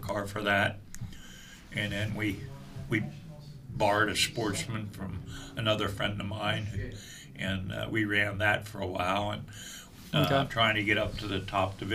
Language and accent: English; Mechanicsburg, Pennsylvania, United States; I was born and raised in Mechanicsburg, Pennsylvania